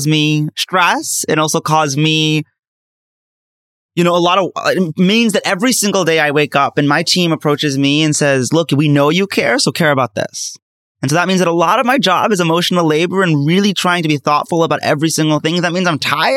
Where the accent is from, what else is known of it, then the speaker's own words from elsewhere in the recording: United States; As an American Muslim